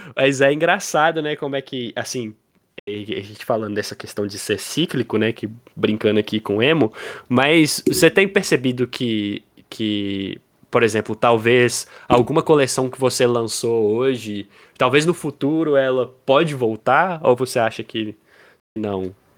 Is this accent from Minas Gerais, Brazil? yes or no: yes; Pirapora, Minas Gerais, Brazil; moved away as an adult; now in Montes Claros, Brazil; a gente é de Pirapora, uma cidade no interior de Minas. É, a gente nasceu em Pirapora, né? Hoje eu tô em Montes Claros